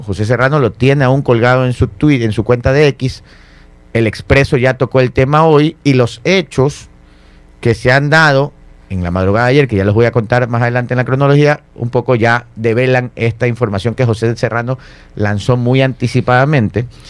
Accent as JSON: {"language": "Spanish", "country": "Ecuador", "said": "Uno como ecuatoriano"}